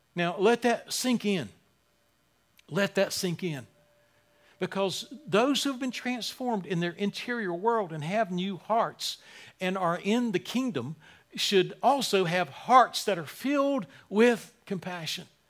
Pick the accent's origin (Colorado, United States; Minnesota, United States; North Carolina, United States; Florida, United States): North Carolina, United States; Wilmington; moved away; my hometown, Wilmington